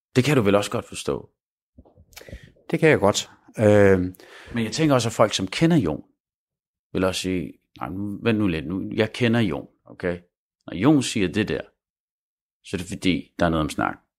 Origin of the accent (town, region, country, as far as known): Denmark